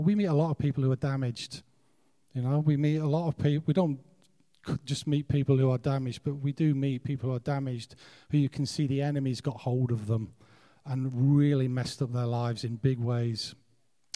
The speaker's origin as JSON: {"language": "English", "country": "United Kingdom"}